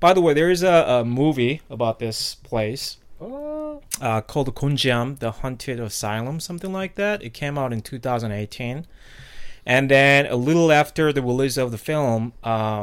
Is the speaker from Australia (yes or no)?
no; South Korea; moved away; I'm originally from South Korea